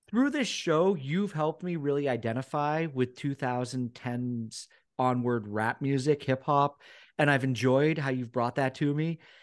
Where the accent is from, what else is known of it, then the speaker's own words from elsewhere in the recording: Newport, Vermont, United States; moved away; growing up in Newport